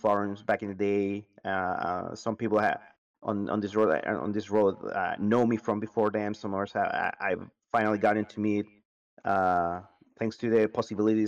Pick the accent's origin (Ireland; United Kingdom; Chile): Chile; Santiago, Santiago Metropolitan Region; I'm from Santiago, Chile, South America, the world